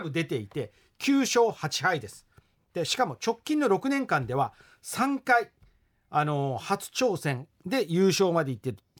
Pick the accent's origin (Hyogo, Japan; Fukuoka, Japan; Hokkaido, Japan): Fukuoka, Japan; 私たち福岡の人たち